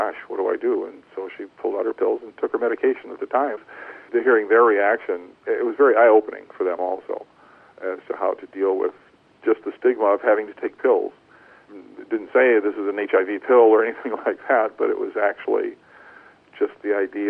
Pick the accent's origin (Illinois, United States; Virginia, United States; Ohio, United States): Ohio, United States; rural northwest; I grew up in a small town in rural Ohio, in northwest Ohio, just about 30 miles south of Toledo